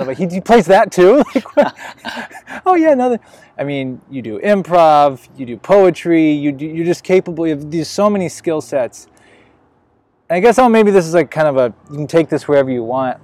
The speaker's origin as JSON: {"language": "English", "region": "Illinois", "country": "United States", "also_born_or_lived": "Las Vegas", "moved": "as an adult", "lives_now": "Los Angeles, United States", "said": "I'm from the Midwest, I'm from Illinois"}